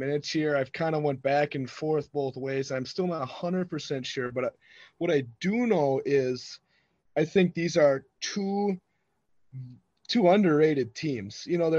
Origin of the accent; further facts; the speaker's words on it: Brillion, Wisconsin, United States; I'm from Brilliant. I played in Brilliant